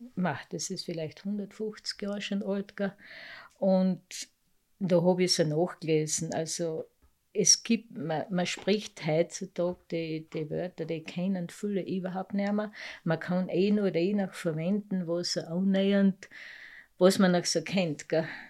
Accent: Lading, Carinthia, Austria; accent: Lavanttal dialect; also born or lived in Obergösel; Aufgewachsen in Lading, nicht gar so groß

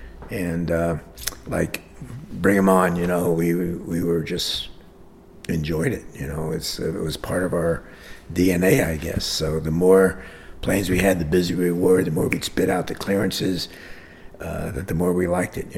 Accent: Hialeah, Florida, United States; also born or lived in Jersey City; I grew up in Hialeah

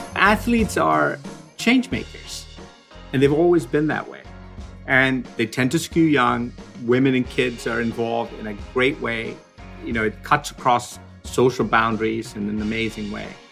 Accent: Sierra Leone; moved away; also born or lived in Sri Lanka; I was born in Sri Lanka, but when we were about five years old, we moved to Africa. And I really did grow up in the tropical jungle. Like, we were out there, really out there, in a small country called Sierra Leone

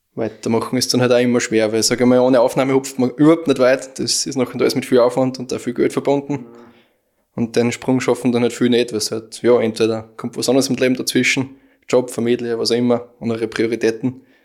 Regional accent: Aflenz, Styria, Austria; wir kommen aus Aflens

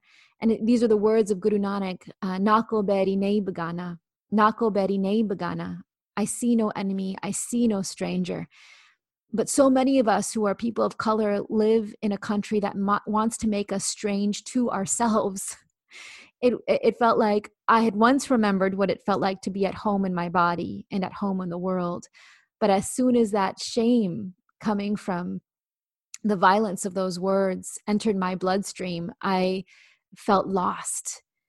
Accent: India; yes, I'm Indian, but not the Native American kind. No, I'm from India.

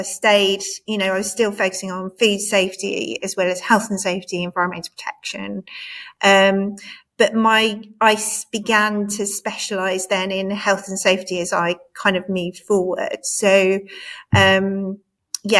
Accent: Cambridge, East of England, United Kingdom; I grew up in Cambridge.

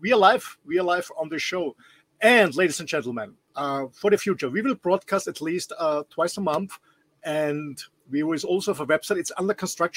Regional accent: Austria; English is a second language; I'm not a Native American or British English speaker. I'm born and raised in Austria

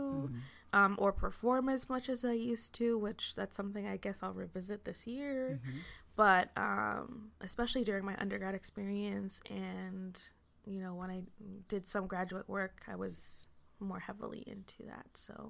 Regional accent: Massachusetts, United States; So I'm from Massachusetts.

